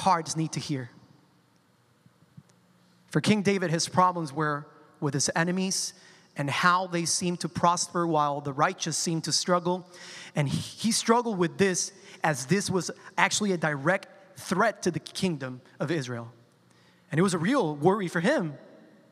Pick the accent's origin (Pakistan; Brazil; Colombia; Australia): Colombia; I'm a Colombian, right? And I come from South America. And in my culture, when someone is upset about something, we use the word, or we say the word in Spanish, tranquilo